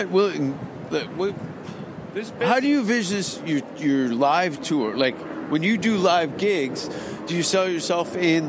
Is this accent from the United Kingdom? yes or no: no; Canada; I'm Canadian